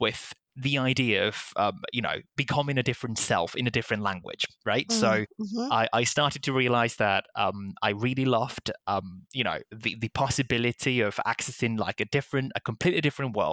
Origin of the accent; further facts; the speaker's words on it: Castilla-La Mancha, Spain; first language Spanish; English is a second language; moved away; I am originally from Spain. So I was growing up as a monolingual kid